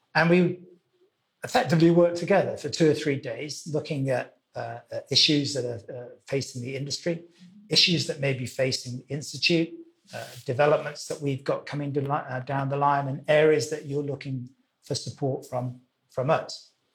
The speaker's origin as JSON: {"language": "English", "region": "Wales", "country": "United Kingdom", "tie": "born or raised there", "also_born_or_lived": "London / Zurich / Miami / Singapore", "moved": "yes", "lives_now": "Hong Kong", "said": "I was born in Wales, uh, which is the western country of the of the UK."}